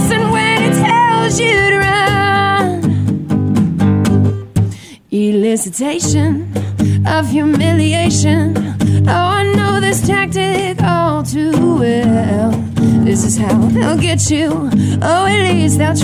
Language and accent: English; Springerville, Arizona, United States; I'm from Springerville, Arizona, kind of the Sholo area